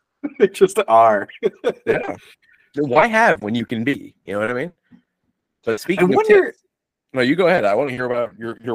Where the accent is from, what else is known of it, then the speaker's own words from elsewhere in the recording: United States; It's almost like I'm an American.